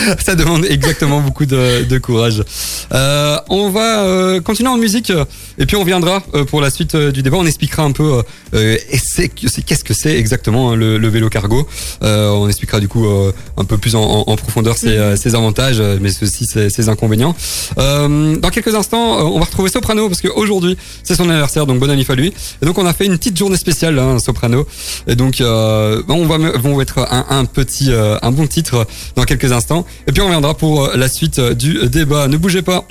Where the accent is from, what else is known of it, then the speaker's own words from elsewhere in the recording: Pont-à-Celles, Wallonia, Belgium; Je viens quand même de Pontacel